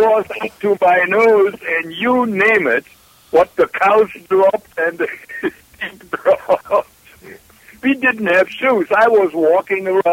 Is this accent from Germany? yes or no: yes; Germany; I grew up in Germany during and after the Second World War